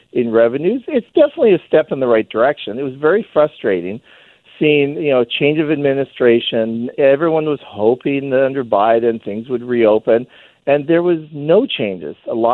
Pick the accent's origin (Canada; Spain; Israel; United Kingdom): Canada; I could drive north whenever I want. I'm a Canadian, but the problem is I have to jump through these hoops.